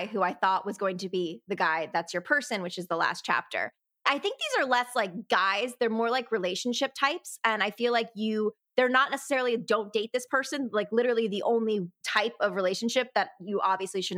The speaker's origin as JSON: {"language": "English", "region": "Connecticut", "country": "United States", "also_born_or_lived": "New York City", "moved": "as an adult", "lives_now": "Los Angeles, United States", "said": "I'm from Connecticut, so we're close to New York City"}